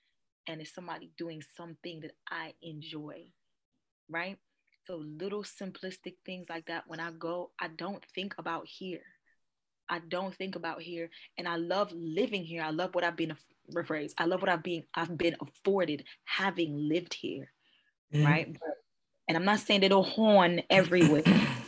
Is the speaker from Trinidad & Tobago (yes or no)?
yes; Trinidad & Tobago; I love Jamaica. I'm Trinidadian, but I love Jamaica. I'm going to retire in Jamaica, probably.